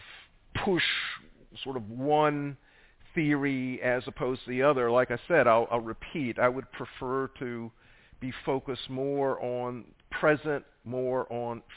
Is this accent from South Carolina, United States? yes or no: yes; South Carolina, United States; I'm from South Carolina.